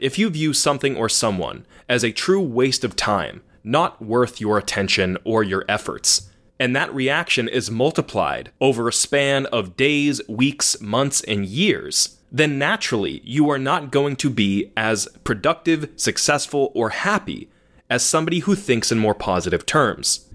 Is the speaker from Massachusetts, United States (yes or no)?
yes; Massachusetts, United States; I am from Massachusetts, born and raised